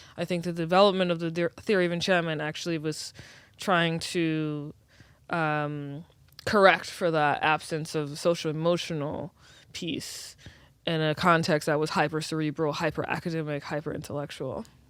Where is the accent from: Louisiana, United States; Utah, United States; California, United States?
Louisiana, United States; New Orleans; I was born and raised in New Orleans